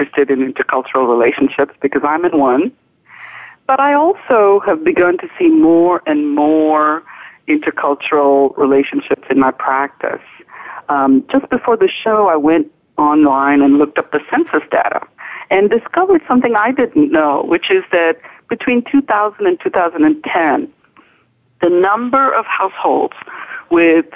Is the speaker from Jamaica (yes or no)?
no; India; moved away as an adult; also born or lived in Western Massachusetts; now in United States; I was raised in India. I grew up in India.